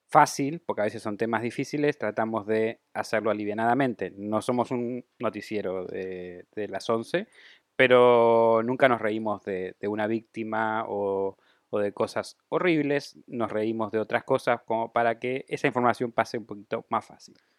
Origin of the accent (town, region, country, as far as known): Argentina